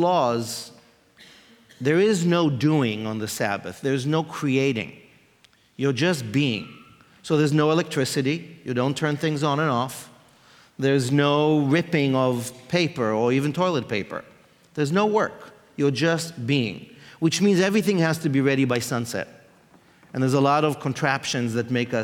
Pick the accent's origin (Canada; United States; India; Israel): Israel; I grew up in Israel, in a religious home